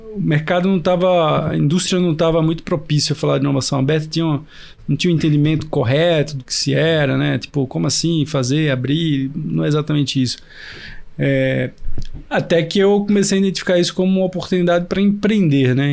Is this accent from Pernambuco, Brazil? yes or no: yes; Recife, Pernambuco, Brazil; moved away as an adult; also born or lived in Piracicaba; Sou de Recife